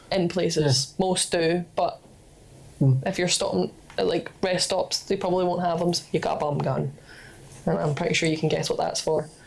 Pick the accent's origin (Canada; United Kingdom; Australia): United Kingdom; England; I'm from England